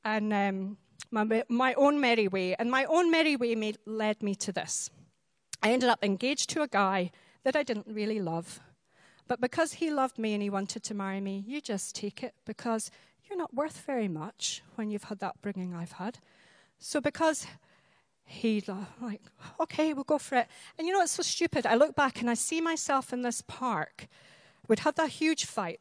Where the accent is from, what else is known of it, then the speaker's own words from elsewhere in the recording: Highlands of Scotland, United Kingdom; I'm a Highland lass. I'm from the Highlands of Scotland.